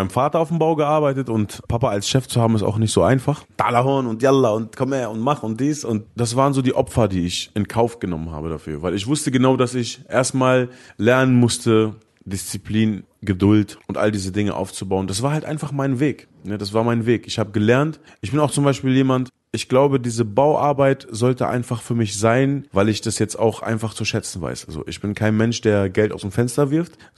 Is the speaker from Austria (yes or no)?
no; Lebanon; Ich glaube, ich spreche als Araber, als Libanese trotzdem das aus, was viele durchgemacht haben